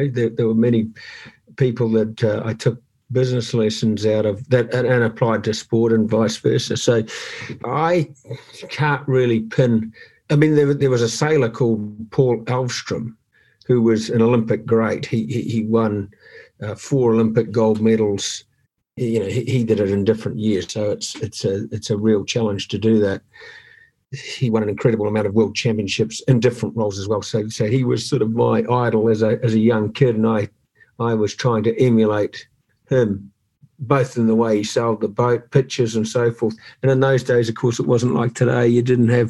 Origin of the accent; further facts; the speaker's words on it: New Zealand; growing up in New Zealand